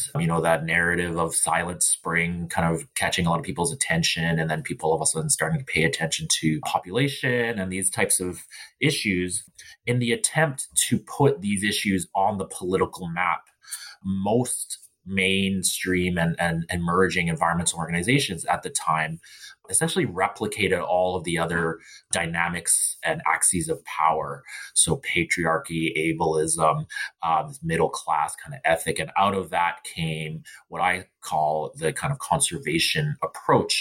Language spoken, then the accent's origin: English; Burnaby, British Columbia, Canada; I grew up in Burnaby, and my family has been here in these lands in so-called Canada since the 1920s